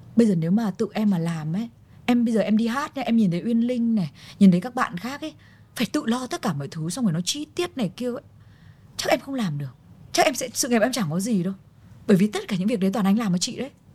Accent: Vietnam; tâm hồn mình vẫn là người Việt Nam

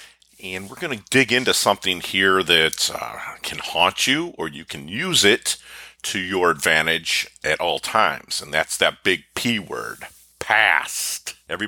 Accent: Philippines; born there; I was born in the Philippines in 1972. I was put up for adoption.

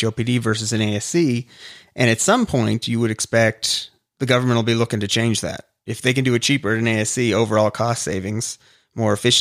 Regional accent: Canada; now in United States; I'm Canadian. So originally I came from Canada, moved to the U.S.

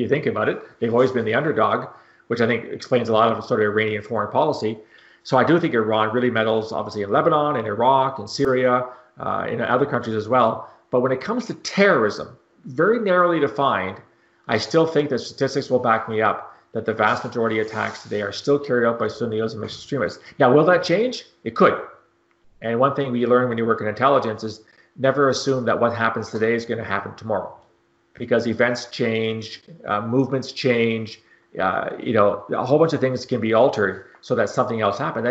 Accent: Canada; I'm Canadian

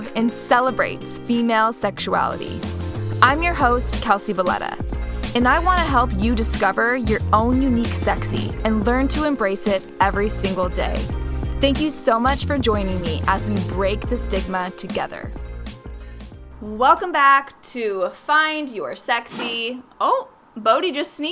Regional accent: Phoenix, Arizona, United States; also born or lived in Los Angeles; I grew up in Phoenix

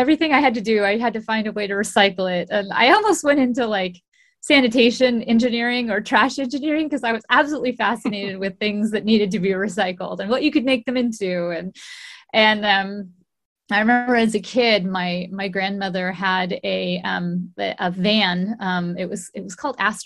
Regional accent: Golden, Colorado, United States; moved away; also born or lived in Richmond, British Columbia, Canada; I grew up in Golden, Colorado.

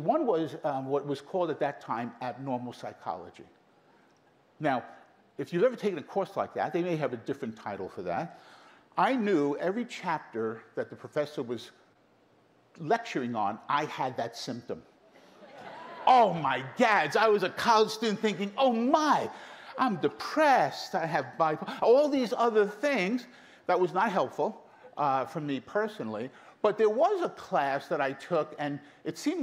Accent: New York City, New York, United States; also born or lived in Brooklyn; I grew up in Queens, in Brooklyn

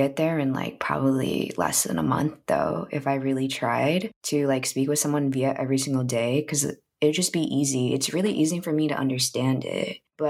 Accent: United States; in America, I don't feel like I belong anywhere. And then being there, I also feel like I don't even belong there because I'm too American.

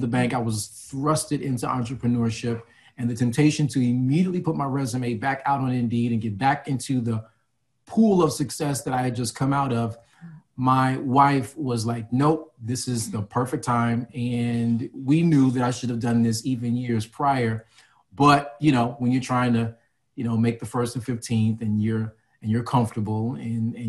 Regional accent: Chicago, Illinois, United States; now in New Jersey, United States; Born and raised in Chicago, lived in a few different states, landed in Jersey.

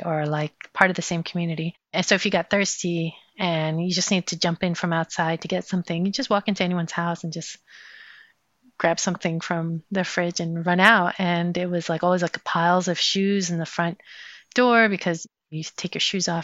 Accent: New York City, New York, United States; also born or lived in Jalalabad, Afghanistan; I grew up in that post-World War II, post-war buildings on Ocean Avenue

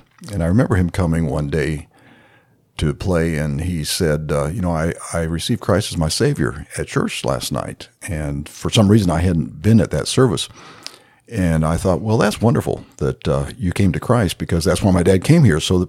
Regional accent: Nigeria; My parents were missionaries to Nigeria. They went out single, found each other there, got married

